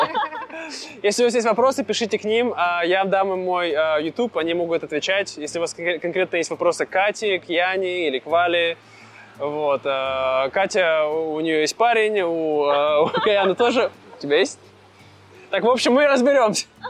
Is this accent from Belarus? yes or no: no; Siberia, Russia; now in Vietnam; я из Сибири, и мне нравится, когда есть зимой снег